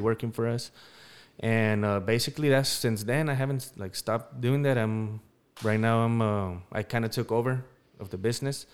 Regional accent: Denver, Colorado, United States; I'm from Denver, Colorado.

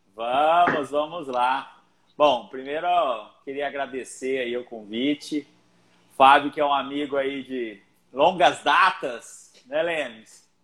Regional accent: Barretos, São Paulo, Brazil; sou de Barretos

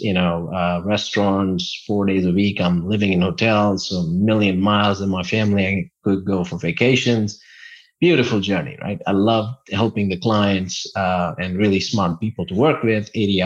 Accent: India; moved away; one of my really good friends that I grew up with back in India

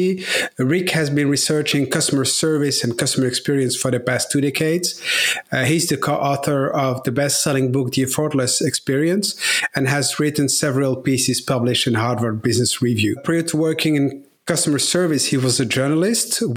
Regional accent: Brussels, Brussels-Capital Region, Belgium; I grew up in Brussels, in Belgium, where my parents had shops

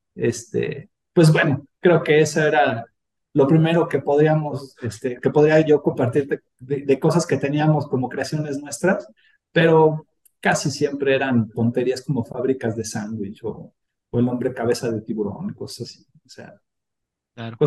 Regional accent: Mexico; los que somos mexicanos

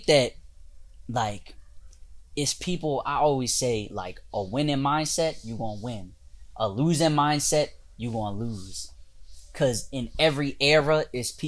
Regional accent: Delaware, United States; when I used to live like growing up in Delaware

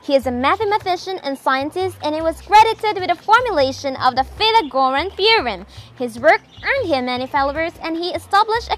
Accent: Philippines; I am from the Philippines.

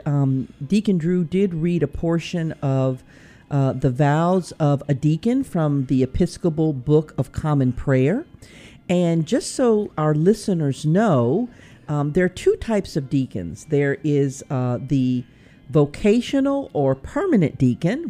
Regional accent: Pine Bluff, Arkansas, United States; I'm from Pine Bluff, Arkansas

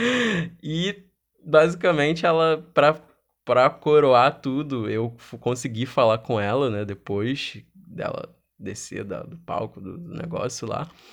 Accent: Rio de Janeiro, Brazil; sou do Rio de Janeiro

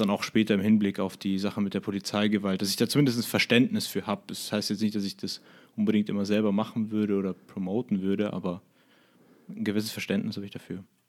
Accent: Germany; als Deutscher

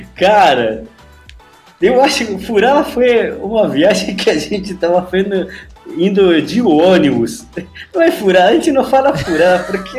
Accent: Argentina; moved away; also born or lived in Buenos Aires; eu vim aqui em Buenos Aires, pô, eu sou do interior, eu moro lá nas montanhas.

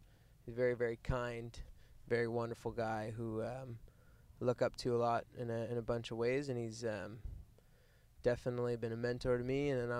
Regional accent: Cornwall, Ontario, Canada; moved away; I'm like from Cornwall, Ontario.

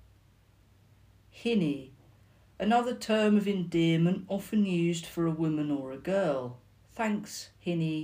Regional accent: the South of England, United Kingdom; accent: Southern; my accent because I'm Southern

